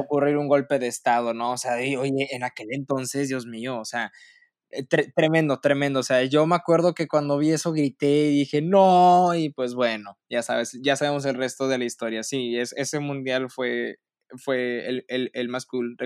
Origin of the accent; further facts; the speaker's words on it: Monterrey, Nuevo León, Mexico; siendo regio